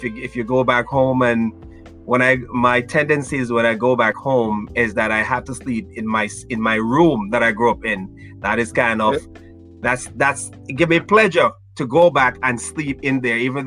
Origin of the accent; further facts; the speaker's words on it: Brucefield, Saint Elizabeth, Jamaica; moved away as an adult; now in United States; I'm from a place called Brucefield